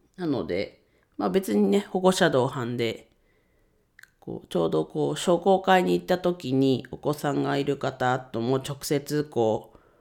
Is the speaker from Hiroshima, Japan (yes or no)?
no; Ninohe, Iwate, Japan; 地元岩手県二戸市を盛り上げるべく活動しています